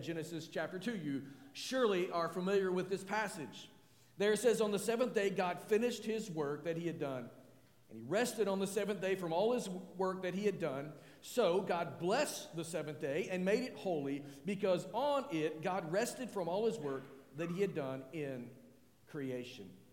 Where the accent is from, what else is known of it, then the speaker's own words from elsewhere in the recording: northwest Arkansas, United States; as I was growing up in northwest Arkansas